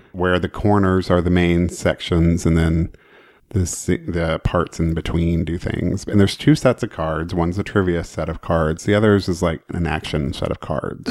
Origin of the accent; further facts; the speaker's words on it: Oklahoma, United States; I grew up in Oklahoma, so I grew up around boots and Wranglers and farms and country music